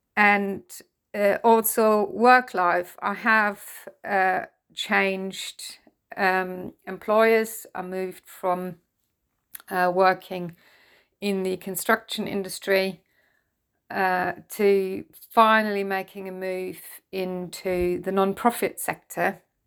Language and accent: English; Germany; English is a second language; I'm German, I'm not a native English speaker